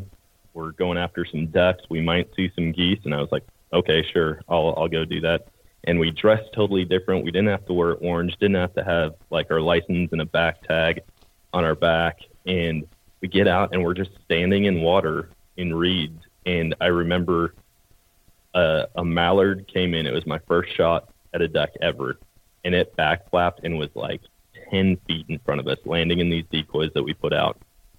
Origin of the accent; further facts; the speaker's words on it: Eau Claire, Wisconsin, United States; So I grew up in Wisconsin, Eau Claire, Wisconsin, and born and raised there.